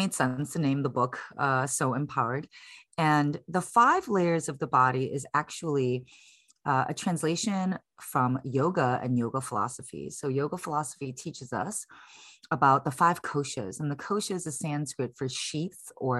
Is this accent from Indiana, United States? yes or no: no; Chicago, Illinois, United States; moved away as an adult; now in San Francisco, United States; I was born and raised in Chicago. I'm currently based in San Francisco, California. I've been here since 2007.